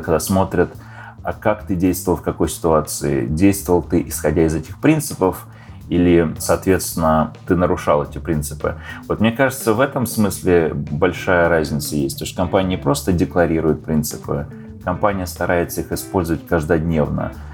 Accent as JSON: {"language": "Russian", "country": "Russia", "tie": "born or raised there", "also_born_or_lived": "Slovakia / Ukraine", "moved": "as an adult", "lives_now": "Los Angeles, United States", "said": "Я родился в Словакии давным-давно, 40 лет назад. Жил немного на Украине и переехал в Россию, где провел, наверное, большую часть своей жизни, 25 лет"}